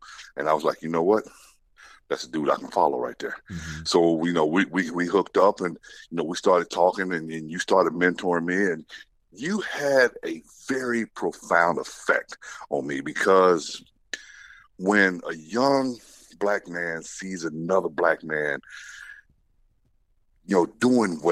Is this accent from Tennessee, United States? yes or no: yes; Winchester, Tennessee, United States; I grew up in the country. I'm from Tennessee, from Winchester, Tennessee, which is about 75 miles south of Nashville